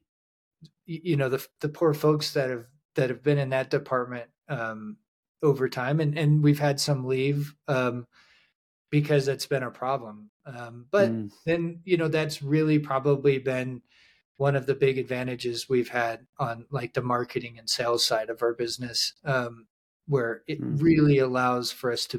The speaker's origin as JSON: {"language": "English", "region": "Montana", "country": "United States", "tie": "born or raised there", "said": "I grew up in Montana"}